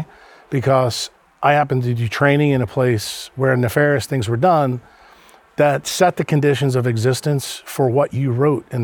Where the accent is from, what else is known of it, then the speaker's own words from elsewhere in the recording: New York, United States; moved away; also born or lived in New Orleans, Louisiana; I'm a guy from New York